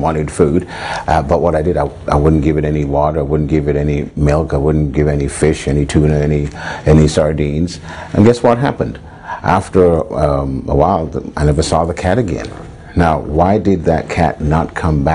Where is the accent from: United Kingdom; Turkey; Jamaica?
United Kingdom; England; When I was a young boy growing up in England